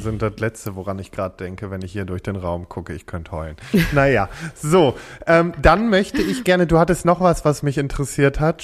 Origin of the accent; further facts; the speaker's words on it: Freckenhorst, North Rhine-Westphalia, Germany; ich komme aus Freckenhorst